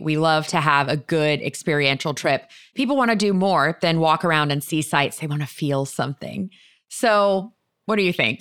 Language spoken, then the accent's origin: English; Florida, United States; I grew up in Florida